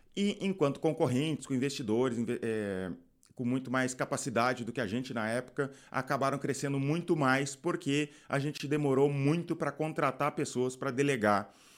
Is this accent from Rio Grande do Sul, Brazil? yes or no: yes; Rio Grande do Sul, Brazil; Eu sou do Rio Grande do Sul